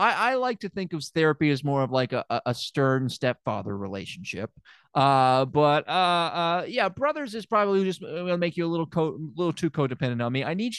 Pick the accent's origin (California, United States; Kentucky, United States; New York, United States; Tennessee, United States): Tennessee, United States; Memphis; I don't know if I ever mentioned it. I'm from Memphis.